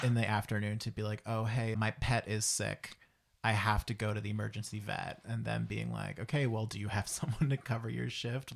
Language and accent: English; Antigonish, Nova Scotia, Canada; I'm from Antigonish